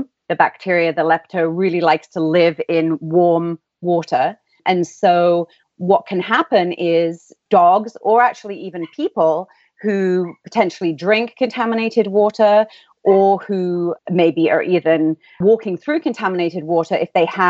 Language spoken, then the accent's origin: English; England, United Kingdom; accent: English; moved away as an adult; also born or lived in Philadelphia; now in San Diego, United States; you may be able to tell from my accent, in England. So my family all still live there